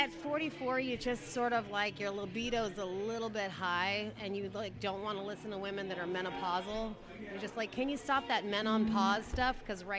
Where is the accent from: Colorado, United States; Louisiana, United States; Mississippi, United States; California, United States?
California, United States; Oceanside; I'm from Oceanside. I was born and raised here.